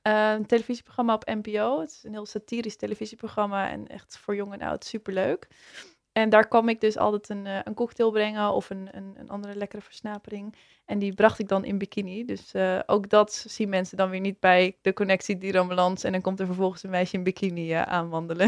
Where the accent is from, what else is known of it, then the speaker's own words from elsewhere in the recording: Zaanstad, North Holland, Netherlands; ik, eh, kom uit Zaanstad en daar ben ik, eh, geboren. En daar woon ik nog steeds.